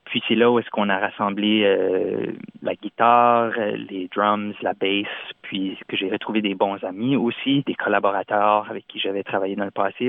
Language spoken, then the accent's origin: French; Moncton, New Brunswick, Canada; accent: Chiac; first language French (Chiac); je suis originaire de Moncton au Nouveau-Brunswick